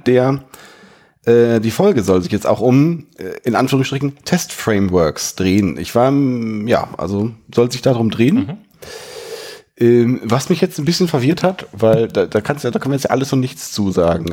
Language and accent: German; Germany; als Deutscher